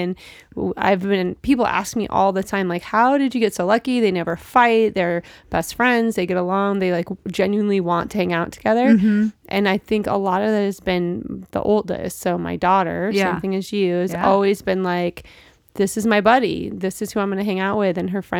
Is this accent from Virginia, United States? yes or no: no; Seattle, Washington, United States; I grew up in West Seattle and then we moved to Issaquah. So I went to Issaquah High School